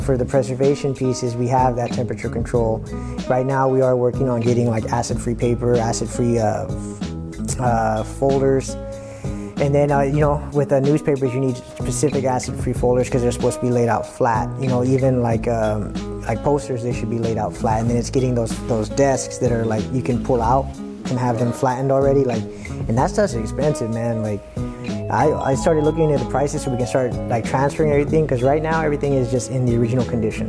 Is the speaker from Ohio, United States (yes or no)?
no; San Diego, California, United States; I grew up in Eastside City Heights